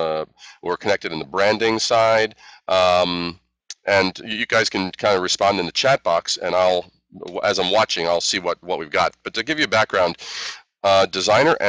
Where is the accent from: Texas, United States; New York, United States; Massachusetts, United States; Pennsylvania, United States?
New York, United States; New York City; also born or lived in Brooklyn / Queens / Long Island / Manhattan; So I'm a native New Yorker